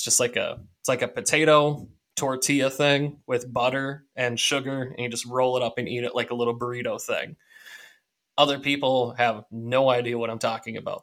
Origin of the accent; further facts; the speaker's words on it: Minnesota, United States; we're from Minnesota, and we have all kinds of Scandinavian culture around